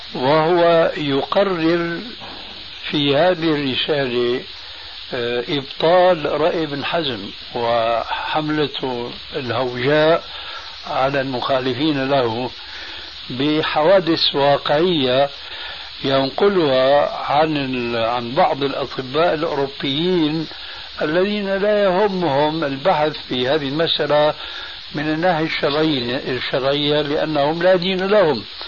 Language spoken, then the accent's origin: Arabic; Syria; moved away; عندنا في سوريا